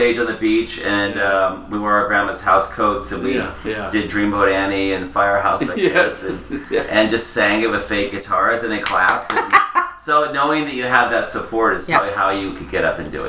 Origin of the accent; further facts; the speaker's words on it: Seattle, Washington, United States; also born or lived in Hollywood; I was born and raised here. I'm one of the few natives that I know.